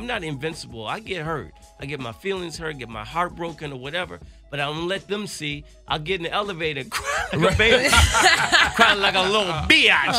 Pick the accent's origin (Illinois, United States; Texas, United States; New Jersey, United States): Illinois, United States; Chicago; moved away; my roots growing up in Chicago